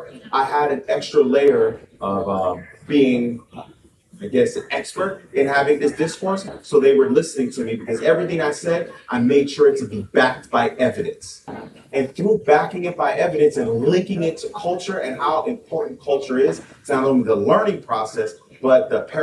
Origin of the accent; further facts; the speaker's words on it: Miami-Dade County, Florida, United States; moved away; I was born in Miami-Dade County, so I'm a Florida man